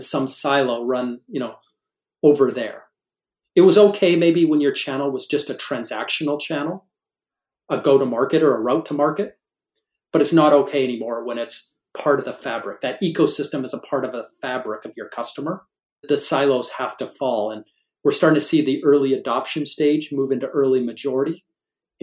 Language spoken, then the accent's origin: English; Canada; moved away; Being a Canadian by birth